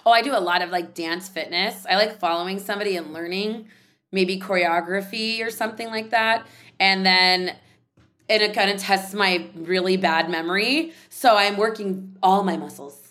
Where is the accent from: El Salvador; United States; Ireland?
United States; San Jose, California; I grew up in San Jose, California